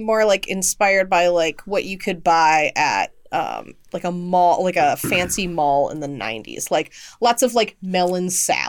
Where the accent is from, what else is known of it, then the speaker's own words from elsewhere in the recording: Texas, United States; But I, as a Texan, a proud Texan, have a preference